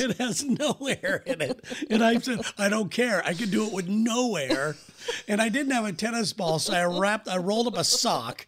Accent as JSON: {"language": "English", "country": "United States", "said": "as an American"}